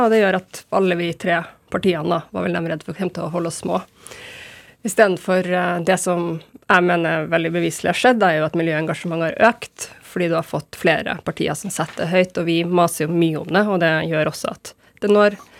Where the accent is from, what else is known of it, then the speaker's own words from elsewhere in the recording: Trondheim, Trøndelag, Norway; also born or lived in Berkåk, Rennebu / Bodø; jeg er jo mest fra Trondheim, men jeg bruker å si jeg er fra Trondheim og Bodø. Og at jeg er trønder og nordlending.